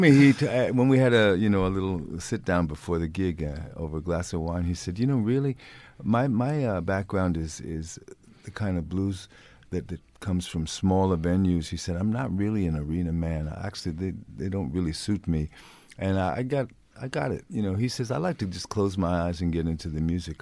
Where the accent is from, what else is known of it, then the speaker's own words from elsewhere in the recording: New York, United States; moved away as an adult; now in Sweden; I'm born and raised in New York